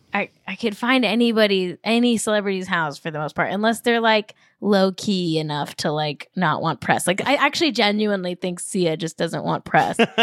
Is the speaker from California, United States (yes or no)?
yes; Manhattan Beach, California, United States; I grew up in Manhattan Beach, very wealthy town, like upper middle class my whole life.